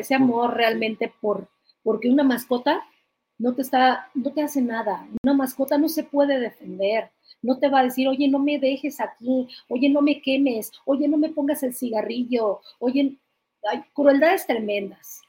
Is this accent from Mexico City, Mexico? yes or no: yes; Mexico City, Mexico; yo soy de allá